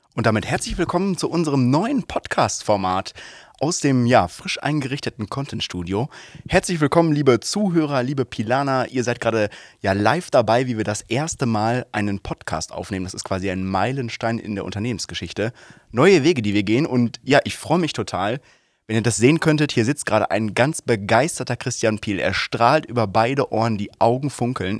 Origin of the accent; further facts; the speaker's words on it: Soest, North Rhine-Westphalia, Germany; als gebürtiger Soester